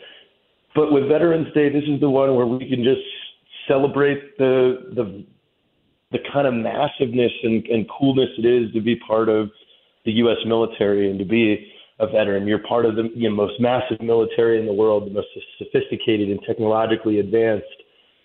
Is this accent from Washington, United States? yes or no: yes; Kitsap County, Washington, United States; moved away as an adult; I grew up in the Pacific Northwest, specifically Kitsap County, which is the Kitsap Peninsula